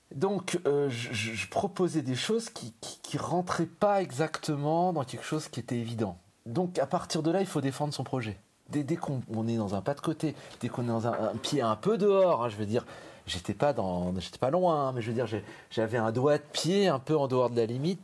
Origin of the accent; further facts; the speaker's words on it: France; moved away as an adult; now in Berlin, Germany; Je me considère en tant que Français